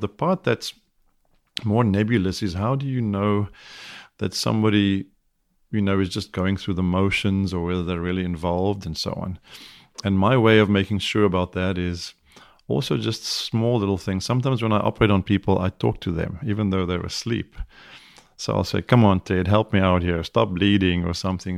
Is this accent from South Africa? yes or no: yes; South Africa; moved away as an adult; now in United States; I'm South African, I have a bit of an accent